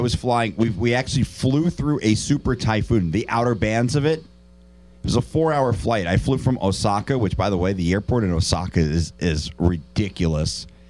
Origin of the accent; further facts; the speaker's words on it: United States; also born or lived in Philippines; as an American